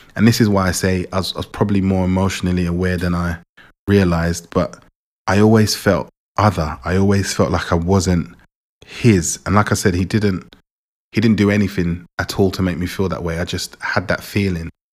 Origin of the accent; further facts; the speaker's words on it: England, United Kingdom; also born or lived in Jamaica; I was born in Jamaica, was born in Jamaica, and I came to England four years old